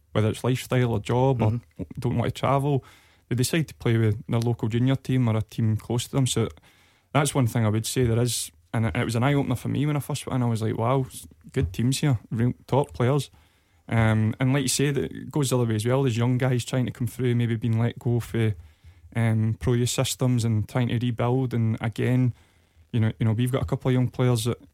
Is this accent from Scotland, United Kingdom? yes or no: yes; Dumfries, Scotland, United Kingdom; I'm from Dumfries originally, and I played with Queen of South through the ranks